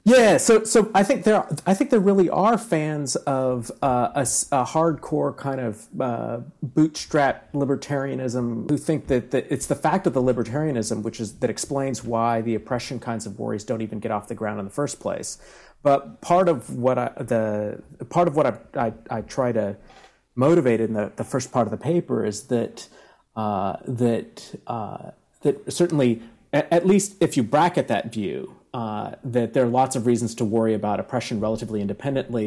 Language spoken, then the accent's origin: English; Bakersfield, California, United States; now in San Diego, United States; we all went to high school at the same time, and uh, from from this little Central Valley town.